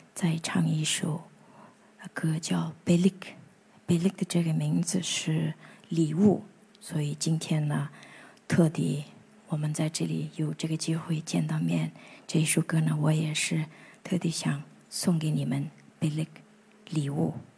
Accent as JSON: {"language": "Chinese", "town": "Ordos", "region": "Inner Mongolia", "country": "China", "tie": "born or raised there", "said": "我是出生，长大在，呃，内蒙古的阿尔卑斯大草原"}